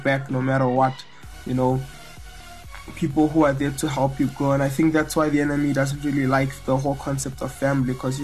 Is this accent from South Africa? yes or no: yes; South Africa; I grew up here in South Africa